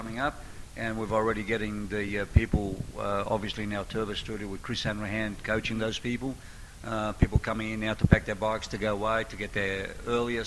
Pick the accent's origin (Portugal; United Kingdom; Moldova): Portugal; now in Sydney, Australia; I'm 100% Portuguese, and I'm very proud of being Portuguese, but I'm also very proud of being an Australian.